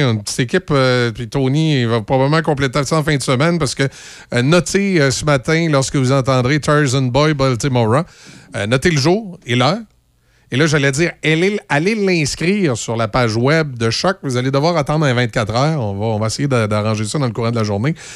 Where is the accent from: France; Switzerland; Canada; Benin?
Canada; Loretteville, Quebec; j'allais à Polyvalente de Loretteville